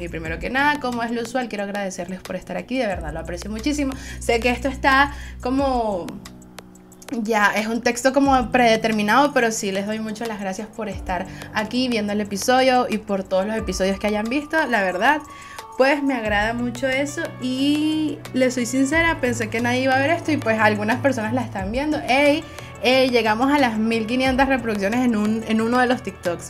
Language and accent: Spanish; Venezuela; soy venezolana